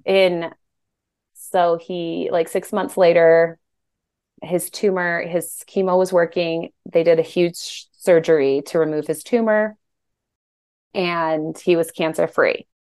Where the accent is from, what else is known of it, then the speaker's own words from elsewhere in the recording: Colorado, United States; moved away as an adult; also born or lived in Utah; we moved back home because we're both from Colorado